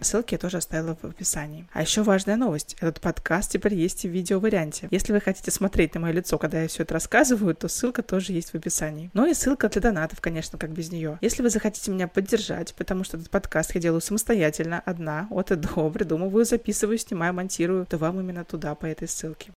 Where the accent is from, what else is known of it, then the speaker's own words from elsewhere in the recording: Saint Petersburg, Russia; а я из Петербурга